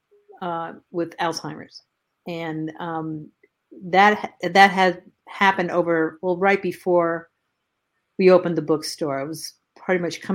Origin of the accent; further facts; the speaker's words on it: Northeast, United States; moved away; I'm from the Northeast